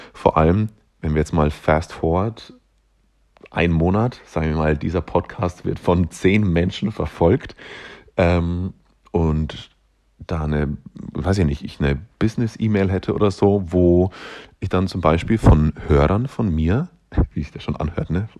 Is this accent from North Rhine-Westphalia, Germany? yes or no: no; Upper Palatinate, Bavaria, Germany; accent: slightly Bavarian; now in Nuremberg, Germany; Ich komme aus der Oberpfalz, das ist äh, Aussage genug, glaube ich. Ähm, sollte dementsprechend eigentlich auch einen leicht, einen leicht, da haben wir es schon wieder, einen leicht bayerischen Akzent haben